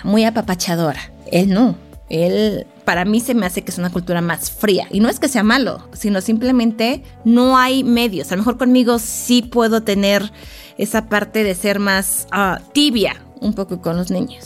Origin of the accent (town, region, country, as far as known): Mexico; born or raised there; moved away as an adult; also born or lived in France